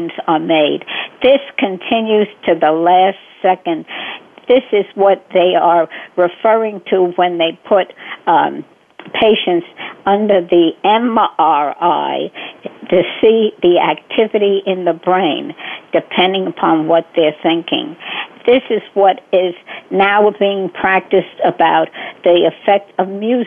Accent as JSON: {"language": "English", "town": "New York City", "region": "New York", "country": "United States", "tie": "born or raised there", "also_born_or_lived": "Bronx, New York", "said": "I was born in the Bronx, and until I guess third or fourth or fifth grade, did I move to Brooklyn, and I've been in Brooklyn ever since."}